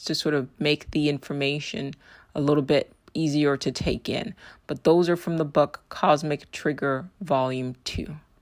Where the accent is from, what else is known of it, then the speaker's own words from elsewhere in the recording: United States; my experience as an American